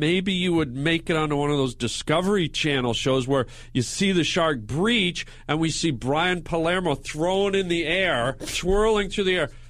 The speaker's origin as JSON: {"language": "English", "town": "Vancouver", "region": "British Columbia", "country": "Canada", "moved": "yes", "lives_now": "United States", "said": "I'm from Vancouver."}